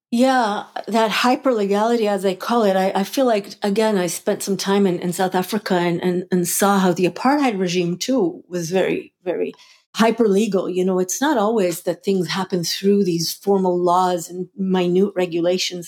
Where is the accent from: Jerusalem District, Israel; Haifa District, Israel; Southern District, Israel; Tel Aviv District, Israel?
Jerusalem District, Israel; Jerusalem; also born or lived in Hula Valley / Hulata; now in Buffalo, United States; I grew up half in Jerusalem and half in Hula Valley in, in a kibbutz up there, Hulata